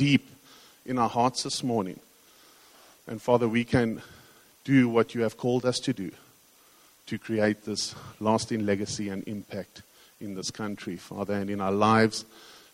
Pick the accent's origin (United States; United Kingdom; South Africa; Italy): South Africa; King William's Town, Eastern Cape; We grew up in King Williamstown